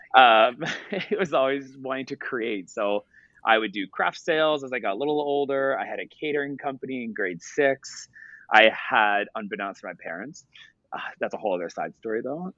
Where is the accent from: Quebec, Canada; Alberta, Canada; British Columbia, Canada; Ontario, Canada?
Ontario, Canada; Ottawa; also born or lived in Toronto; I hired my family because I'm from Ottawa, so I hired all my family.